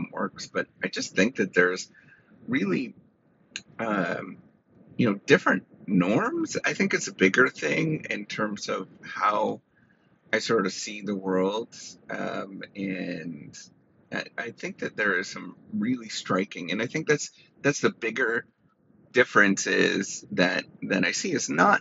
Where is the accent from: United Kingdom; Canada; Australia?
Canada; moved away as an adult; now in United States; being a Canadian in a American university system